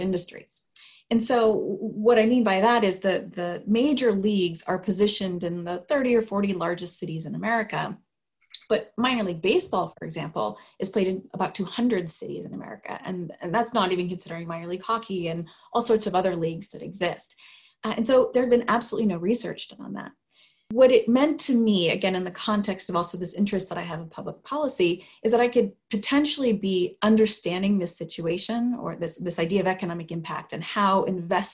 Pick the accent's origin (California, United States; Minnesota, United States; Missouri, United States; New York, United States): California, United States; Sacramento; I grew up in Sacramento, California